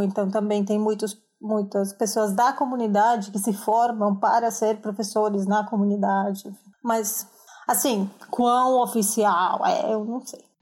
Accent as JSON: {"language": "Portuguese", "country": "Colombia", "second_language": "Portuguese", "moved": "as an adult", "lives_now": "São Paulo, Brazil", "said": "Sou colombiana, moro em São Paulo faz muito tempo já, 11, não, 9 anos"}